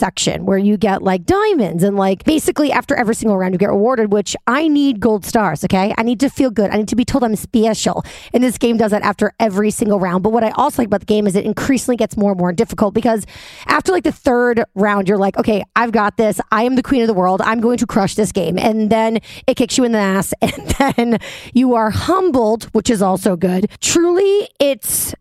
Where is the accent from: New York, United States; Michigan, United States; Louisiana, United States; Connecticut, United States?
New York, United States; New York City; moved away as an adult; now in Jersey City, United States; I'm a New Yorker